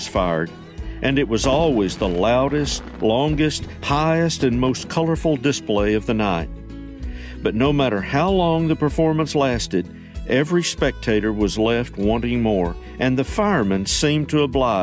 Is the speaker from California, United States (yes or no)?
no; East Tennessee, United States; when I was a kid growing up in East Tennessee